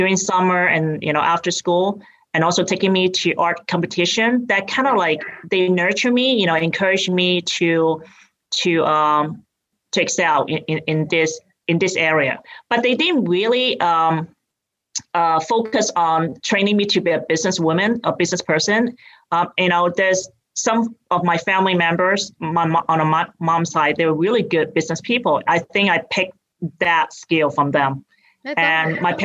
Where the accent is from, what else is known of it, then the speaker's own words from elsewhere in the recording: Hong Kong; accent: British; moved away as an adult; now in United States; I grew up in Hong Kong, and I came here when I went to college.